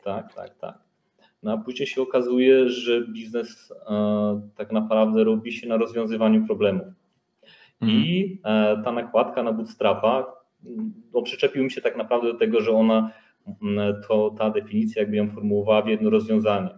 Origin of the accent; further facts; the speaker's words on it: Łowicz, Łódź Voivodeship, Poland; pochodzimy z jednego miasteczka, z Łowicza, znaliśmy się z liceum